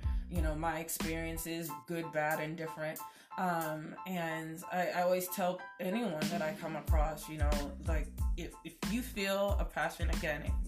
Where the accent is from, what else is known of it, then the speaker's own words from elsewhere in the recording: New York, United States; moved away; I'm originally from New York